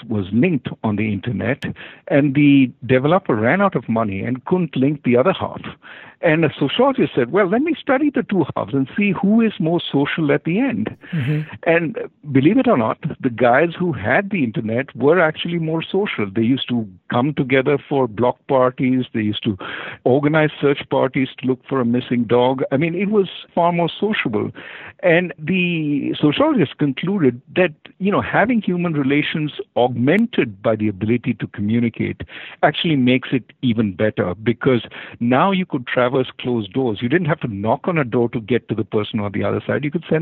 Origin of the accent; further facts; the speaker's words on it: India; moved away; When I grew up in India, we used to live in apartment buildings